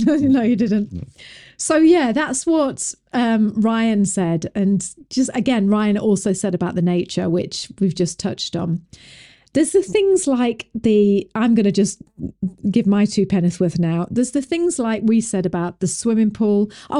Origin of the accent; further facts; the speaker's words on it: England, United Kingdom; now in United States; When we came from England, it was like, why are you talking to the children like, you know, like they have got an opinion?